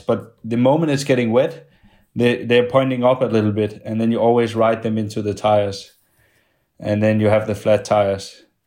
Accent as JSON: {"language": "English", "country": "Denmark", "tie": "born or raised there", "said": "in my hometown and the, the one I'm coming from"}